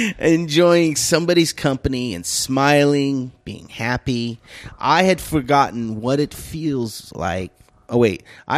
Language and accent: English; Bakersfield, California, United States; I'm from Bakersfield